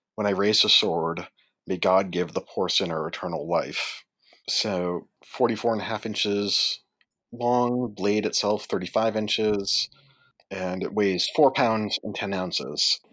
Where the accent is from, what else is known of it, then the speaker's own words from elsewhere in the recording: Worcester, Massachusetts, United States; I'm from Worcester, Massachusetts